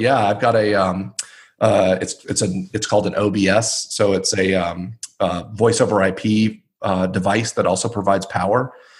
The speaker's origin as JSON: {"language": "English", "town": "Atlanta", "region": "Georgia", "country": "United States", "tie": "born or raised there", "moved": "as an adult", "lives_now": "Denver, United States", "said": "I grew up in Atlanta"}